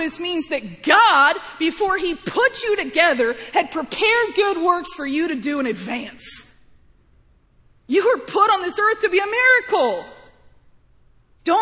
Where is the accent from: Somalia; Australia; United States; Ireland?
United States; Missouri; I was born in Missouri, not Illinois